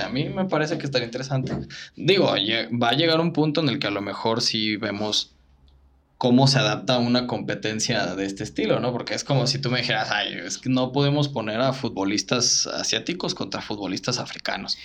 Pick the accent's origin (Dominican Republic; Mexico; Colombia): Mexico